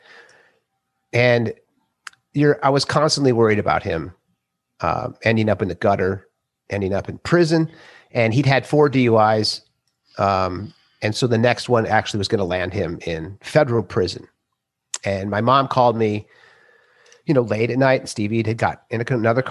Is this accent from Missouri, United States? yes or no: no; Minnesota, United States; I'm 54. I grew up in Minnesota